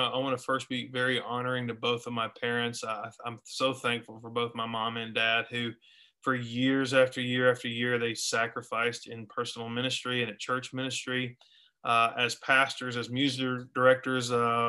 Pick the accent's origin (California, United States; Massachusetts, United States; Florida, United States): Florida, United States; Orlando; also born or lived in Tampa; we started off in Florida. So I was born in Tampa, raised in Orlando, and we moved everywhere.